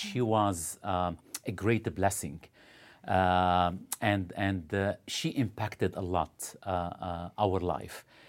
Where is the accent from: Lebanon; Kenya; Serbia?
Lebanon; moved away as an adult; now in Ottawa, Canada; originally, uh, from Lebanon, uh, grew up in Lebanon.